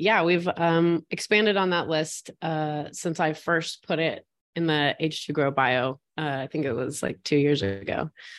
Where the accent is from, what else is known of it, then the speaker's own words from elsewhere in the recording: West Virginia, United States; So I grew up in West Virginia, so dead center of the state in Appalachia.